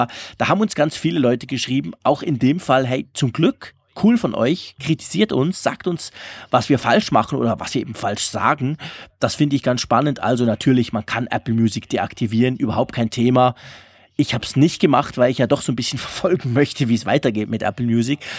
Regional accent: Sillenstede, Lower Saxony, Germany; Natürlich einen schönen Gruß an meine alte Heimat Sillenstede

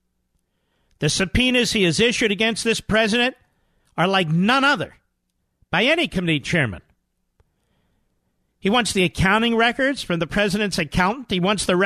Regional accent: Philadelphia, Pennsylvania, United States; my hometown of Philadelphia

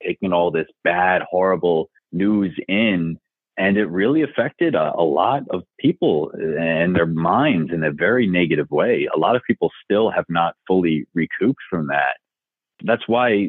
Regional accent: Long Island, New York, United States; Growing up on Long Island

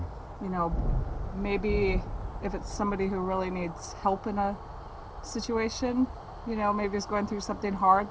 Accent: Austin, Texas, United States; I'm from Austin

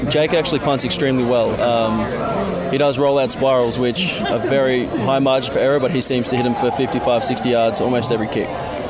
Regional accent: Merbein, Victoria, Australia; So I'm actually from Merbein.

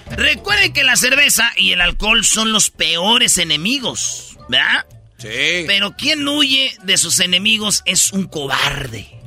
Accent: Mexico; como buen macho mexicano dije pa acá

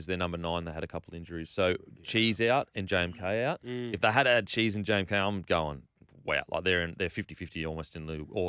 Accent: Australia; As an Aussie, I just want someone that it's their first choice.

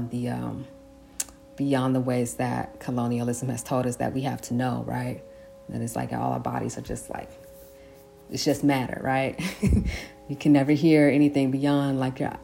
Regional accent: San Francisco, California, United States; I grew up in San Francisco

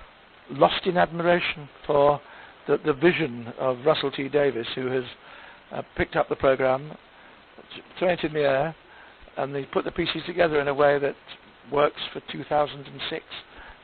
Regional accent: Manchester, North West England, United Kingdom; I come from Manchester, like him, but we weren't allowed to talk posh in the 1980s.

